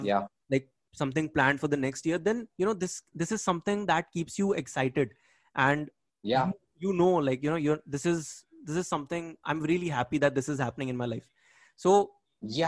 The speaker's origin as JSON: {"language": "English", "region": "Bangkok", "country": "Thailand", "said": "I'm from Bangkok"}